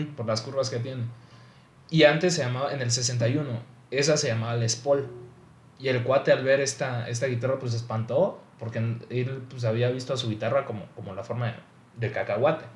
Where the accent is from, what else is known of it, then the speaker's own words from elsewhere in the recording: Mexico; nosotros también como mexicanos